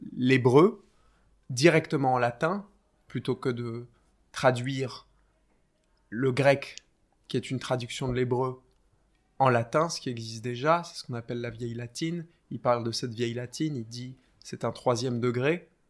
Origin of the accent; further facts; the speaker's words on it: France; moved away as an adult; now in England, United Kingdom; français de naissance